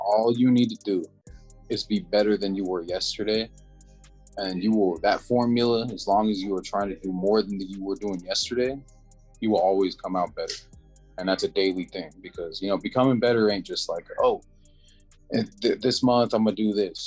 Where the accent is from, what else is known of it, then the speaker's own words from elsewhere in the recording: Salt Lake City, Utah, United States; I was born in Salt Lake, raised in Salt Lake, Utah.